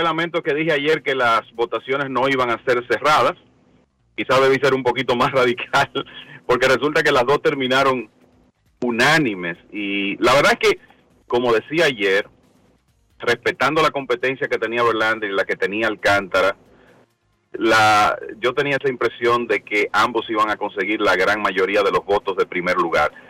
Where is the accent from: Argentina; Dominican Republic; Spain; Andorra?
Dominican Republic; para nosotros los dominicanos